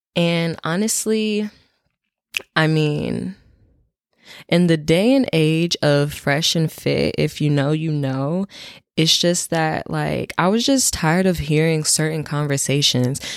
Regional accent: North Carolina, United States; moved away as an adult; also born or lived in Ohio; now in Washington, D.C., United States; I'm from North Carolina. That is where I grew up. That's where I spent the most time. So that's my hometown

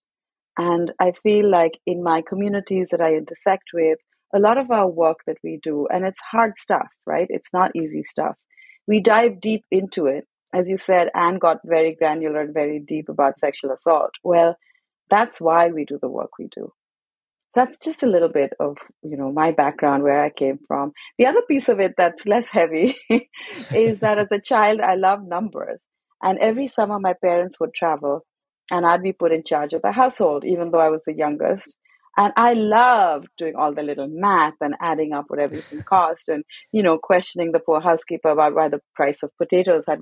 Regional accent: Kolkata, West Bengal, India; I grew up in Calcutta, India, and we were a fairly traditional family

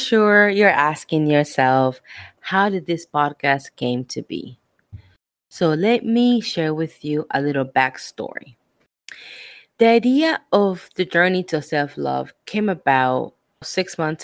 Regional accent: Argentina; moved away; I am from Argentina

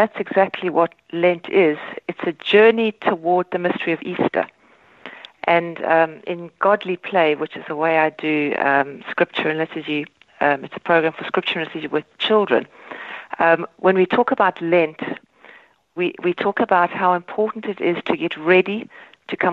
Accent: South Africa; born or raised there; moved away as an adult; now in Ireland

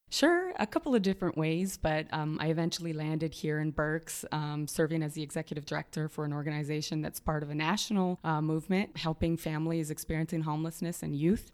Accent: Montreal, Quebec, Canada; moved away; also born or lived in Toronto, Canada; I was born in Toronto, in Canada. Humble beginnings. I'm a, uh, the oldest of four kids. And, you know, early on, our parents taught us uh, to be social justice activists, even when it wasn't popular. Uh, but we then moved to Montreal. So, Montreal is home for me

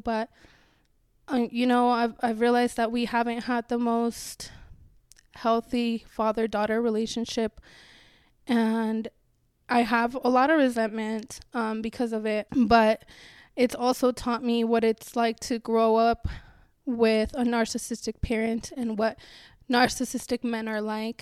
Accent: Chihuahua, Mexico; now in United States; I was born in Chihuahua in Mexico in the winter.

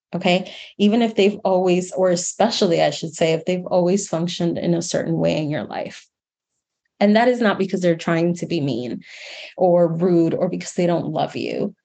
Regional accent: Miami, Florida, United States; also born or lived in New York City; my hometown in Miami, Florida

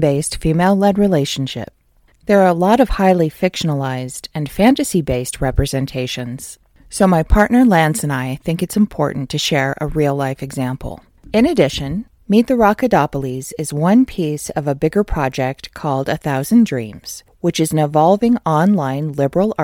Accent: California, United States; I'm originally from California

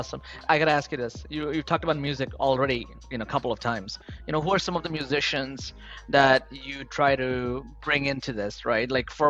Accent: Queens, New York, United States; moved away; I grew up near Queensbridge. I ran to Queensbridge every day. I grew up in the projects since I've been an immigrant since 15, wow, and then worked my way up. But I grew up right next to where … is.

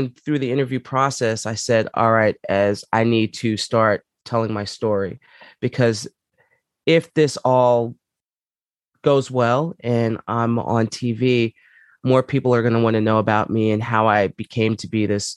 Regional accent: New York City, New York, United States; moved away as an adult; also born or lived in Palmdale, California; growing up there, I grew up in Co-op City

